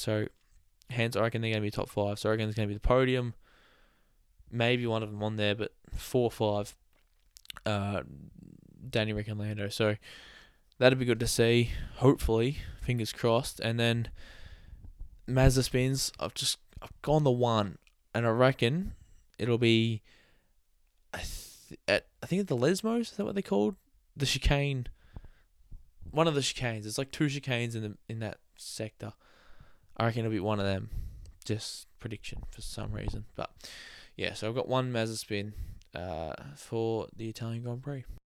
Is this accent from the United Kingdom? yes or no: no; Australia; I'm Australian.